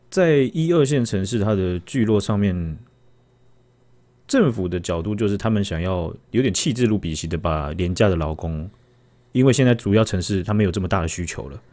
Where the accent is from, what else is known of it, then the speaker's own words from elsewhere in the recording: Taiwan; 我们台湾人